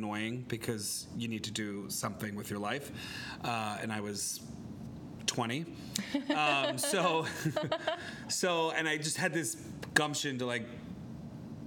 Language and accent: English; Bucks County, Pennsylvania, United States; moved away as an adult; also born or lived in New York City / Miami; now in Philadelphia, United States; I grew up in Bucks County